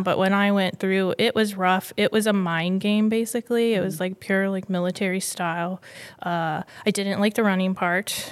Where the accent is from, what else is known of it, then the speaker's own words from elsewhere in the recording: Largo, Florida, United States; born and raised in Florida